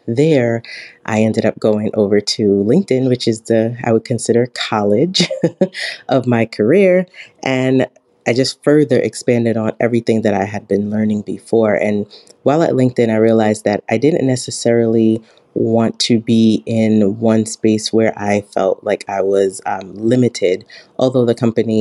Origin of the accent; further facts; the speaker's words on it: New York City, New York, United States; I'm originally from Brooklyn, New York